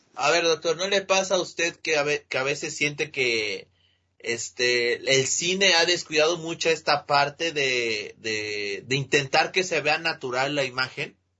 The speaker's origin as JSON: {"language": "Spanish", "country": "Mexico", "said": "para los que somos mexicanos"}